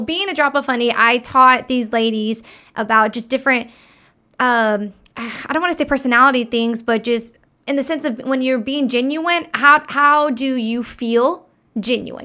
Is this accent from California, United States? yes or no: no; Texas, United States; I was born in Texas, so I grew up along the water anyways